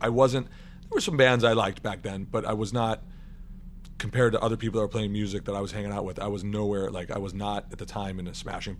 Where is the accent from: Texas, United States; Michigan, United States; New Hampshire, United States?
New Hampshire, United States; I mean, I grew up in New Hampshire.